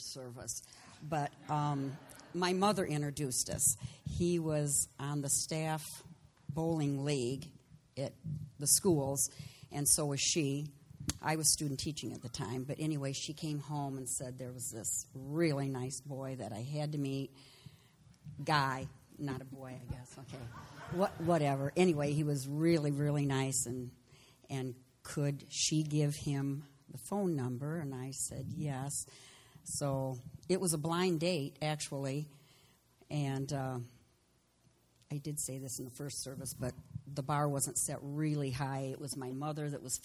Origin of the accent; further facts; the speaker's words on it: Berrien Springs, Michigan, United States; I was born and raised in Berrien.